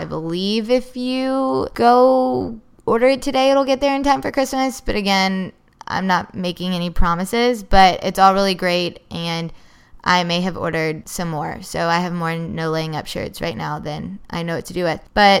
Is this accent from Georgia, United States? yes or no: yes; Georgia, United States; I love it down there growing up in Georgia